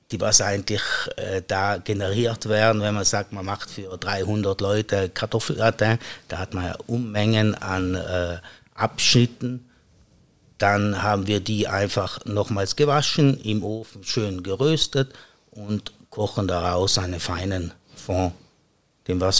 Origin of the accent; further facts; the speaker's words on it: Trentino-Alto Adige, Italy; now in St. Gallen, Switzerland; Danach war ich wieder für circa acht Jahre im Südtirol, praktisch mein Heimatland.